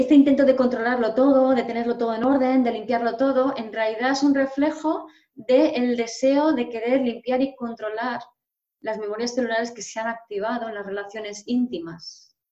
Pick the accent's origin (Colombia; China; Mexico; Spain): Spain; Madrid, Community of Madrid; soy medio polaca, mm, nací en Madrid, soy, mi padre es español, pero mi madre es polaca